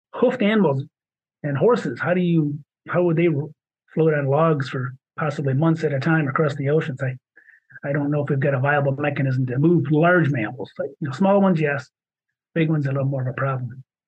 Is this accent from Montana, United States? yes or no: no; Michigan, United States; accent: Michigan; my Michigan accent.